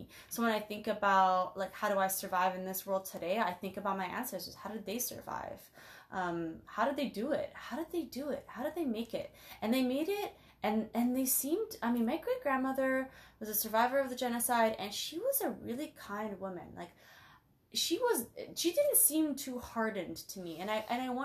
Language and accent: English; Toronto, Ontario, Canada; moved away as an adult; also born or lived in Portland; I grew up in Scarborough. Scartown